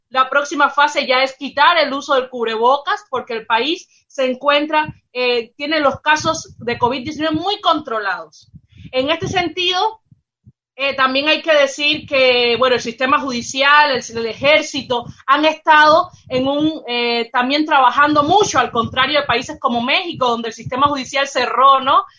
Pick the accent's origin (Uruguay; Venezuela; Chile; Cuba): Cuba